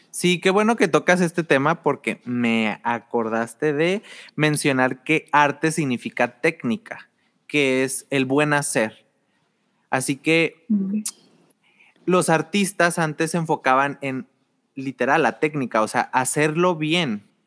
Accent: Torreón, Coahuila, Mexico; also born or lived in southern Mexico; estuve en el sur hasta los seis años, pero ya en segundo de primaria ya estaba acá en, La Laguna. sí, soy de Torreón

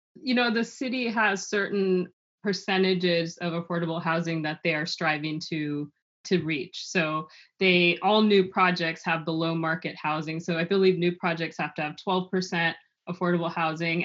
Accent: Los Angeles, California, United States; I was born in Los Angeles and raised there

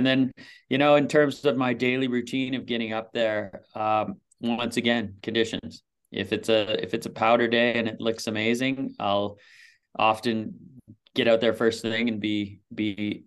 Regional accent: Vancouver Island, British Columbia, Canada; moved away as an adult; also born or lived in Saskatchewan; now in Whistler, Canada; my parents moved us out of there when I was very young, and I was raised on Vancouver Island

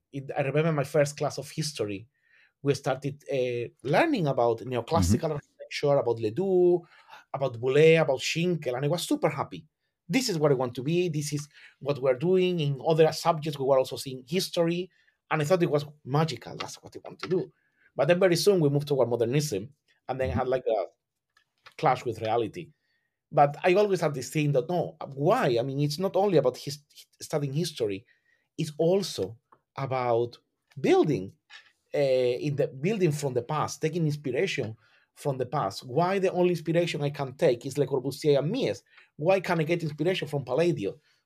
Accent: southern Spain, Spain; English is a second language; I am from Southern Spain, and you have that always around you. You are surrounded by heritage. You're surrounded by historic architecture.

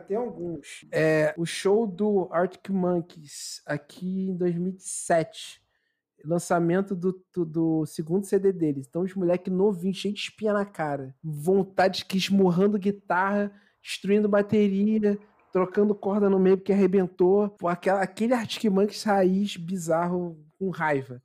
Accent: Baixada Fluminense, Rio de Janeiro, Brazil; Sou da Baixada

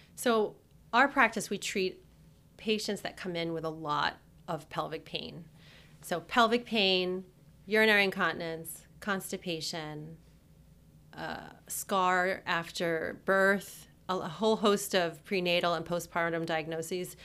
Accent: New Jersey, United States; also born or lived in New York; I'm from New Jersey. When I moved back to New Jersey from New York

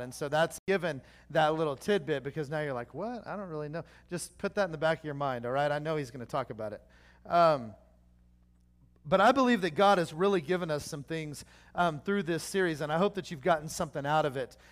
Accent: Oklahoma, United States; I'm from Oklahoma

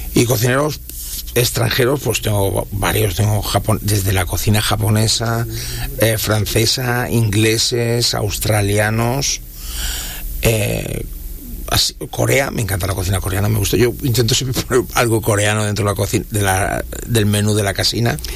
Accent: Catalonia, Spain; now in Dominican Republic; donde yo soy, el de Cataluña

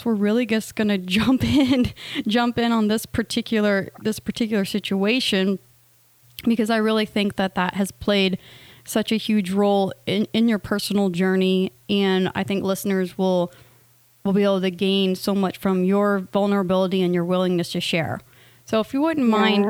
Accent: United States; We are both from the States

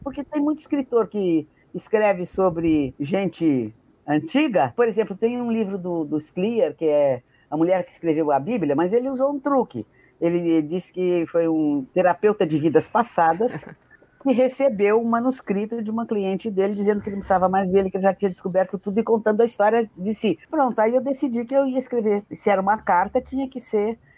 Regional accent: Brazil; Eu quero voltar para o Brasil

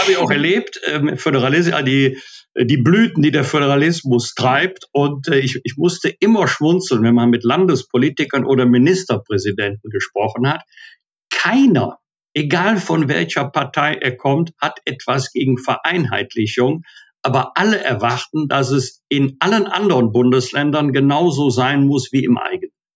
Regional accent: Bergisch Gladbach, North Rhine-Westphalia, Germany; Ich war ja auch 20 Jahre Mitglied im Rat meiner Heimatstadt Bergisch Gladbach

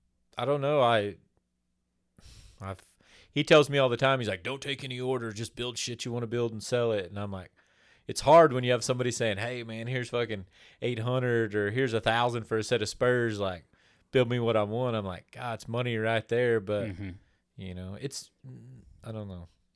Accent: Oklahoma, United States; born there; I was born in Oklahoma. Don't hold it against me. I got here as quick as I could.

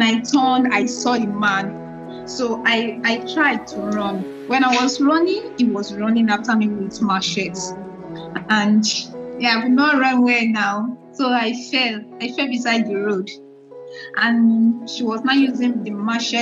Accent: Ogun State, Nigeria; I was born in Ojado, in Ogun State, Ojado, Ogun State

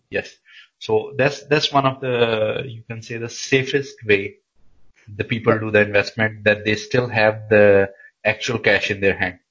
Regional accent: Pakistan; moved away as an adult; now in Denmark; I come from Pakistan and I've been in Denmark for almost nine years now

